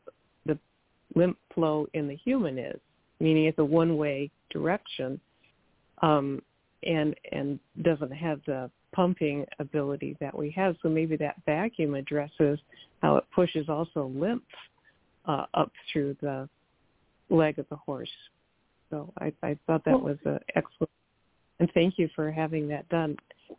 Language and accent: English; Midwest, United States; now in California, United States; I grew up with horses, but never had a trailer because we could ride right from our home. And I grew up in the Midwest, but moving to California